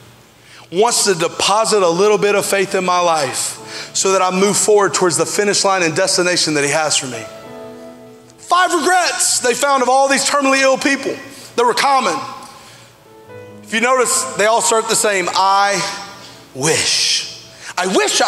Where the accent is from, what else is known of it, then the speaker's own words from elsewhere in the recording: Alabama, United States; I grew up in Alabama